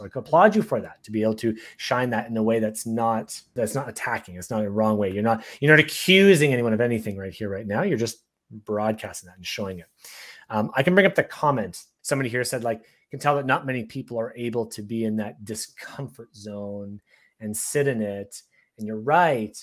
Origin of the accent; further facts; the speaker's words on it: Canada; I'm Canadian